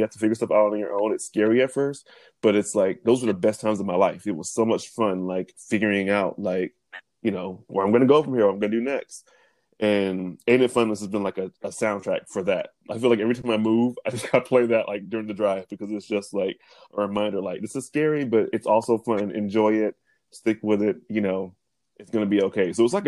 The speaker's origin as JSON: {"language": "English", "town": "Big Spring", "region": "Texas", "country": "United States", "tie": "born or raised there", "moved": "yes", "said": "when I first moved out of Big Spring, my hometown. It's a very small town in Texas"}